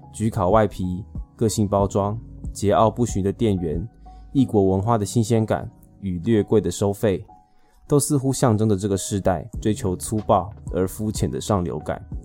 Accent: Taipei, Taiwan; 身为一个土生土长的天龙明， 结婚后有来亲戚帮助， 运气很好地继续活在台北市蛋黄区

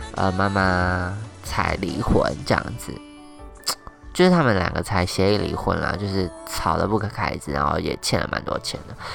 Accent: Taoyuan, Taiwan; 我们在我们家乡开店，一间日本料理店这样子

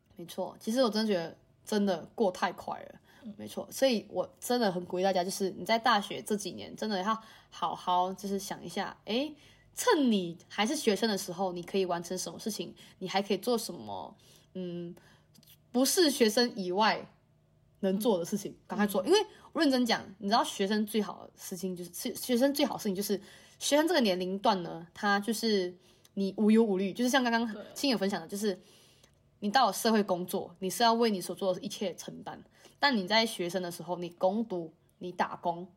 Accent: Malaysia; moved away as an adult; now in Taiwan; 我们马来西亚人会想要留在台湾工作，原因是因为薪资问题

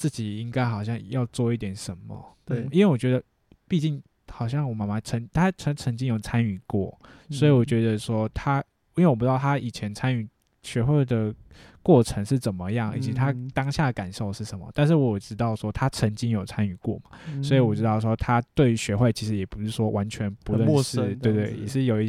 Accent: Taipei, Taiwan; born there; 那时候在台北，因为我在我是台北出生的

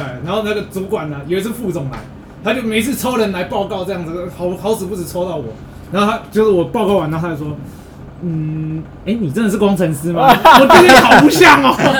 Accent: Taipei, Taiwan; 我会跟他说，哎、我我是台北来的，你以为台北来的很屌，不要装啊，真的啊，我拿身份证给你看，

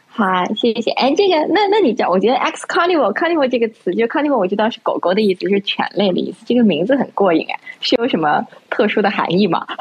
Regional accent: Yunnan, China; 我是云南人嘛

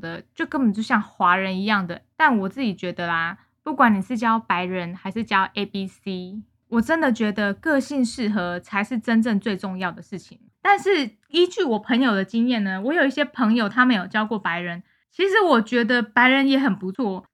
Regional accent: Taiwan; moved away; 我台湾人啊

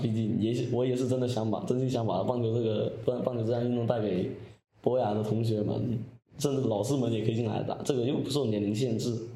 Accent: Guangxi, China; 二年级回到家乡广西这边

